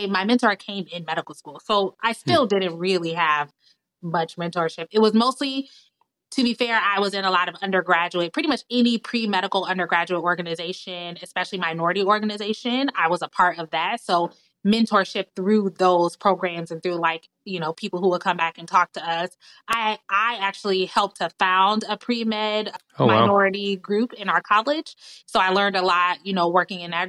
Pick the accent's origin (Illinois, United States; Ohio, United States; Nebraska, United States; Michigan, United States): Illinois, United States; Chicago; also born or lived in Washington, D.C. area; I was born in Chicago, raised near Chicago